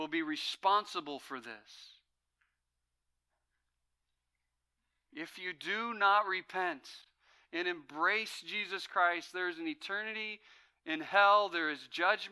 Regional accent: Fresno, California, United States; I grew up in Fresno where it's 110 in the summers

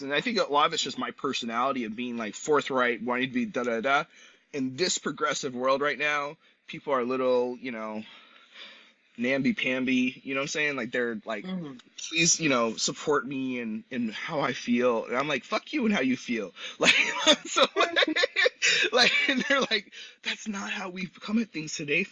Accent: San Luis Obispo, California, United States; I'm from San Luis Obispo

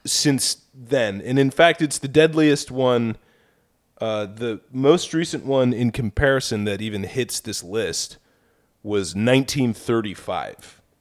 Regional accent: Tornado Alley, United States; moved away; I come from Tornado Alley. That's, like, The area that, the area that I grew up in is like a stripe down the middle of the country that's called Tornado Alley.

